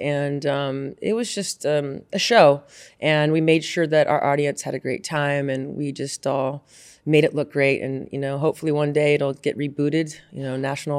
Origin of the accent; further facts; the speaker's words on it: Carmel, Indiana, United States; also born or lived in Tacoma, Washington / Bakersfield, California / Temple, Texas / Roxbury, New Jersey; Tacoma, Washington, and moved to Bakersfield, California, Temple, Texas, Roxbury, New Jersey, and then I grew up in Carmel, Indiana, where I played sports my whole life